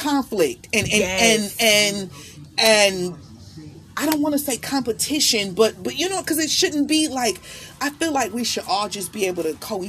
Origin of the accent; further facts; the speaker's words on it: Milwaukee, Wisconsin, United States; moved away; I'm from Milwaukee.